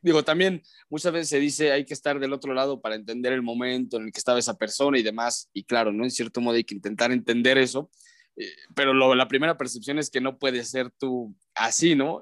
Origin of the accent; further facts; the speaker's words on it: León, Guanajuato, Mexico; moved away as an adult; also born or lived in Ciudad Satélite, State of Mexico / Guadalajara; now in Mexico City, Mexico; yo nací en satélite. Digo, digo que nací en León porque soy orgullosamente crecido en León, Guanajuato, pero nací en satélite, crecí en León